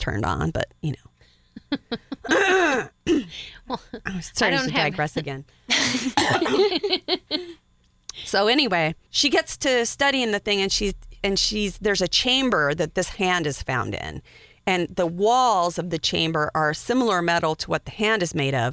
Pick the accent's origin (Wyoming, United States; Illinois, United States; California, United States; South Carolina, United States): Wyoming, United States; I'm from Wyoming